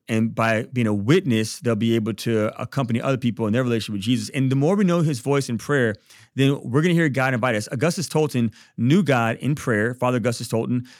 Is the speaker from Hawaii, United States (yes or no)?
no; Baton Rouge, Louisiana, United States; I'm from Baton Rouge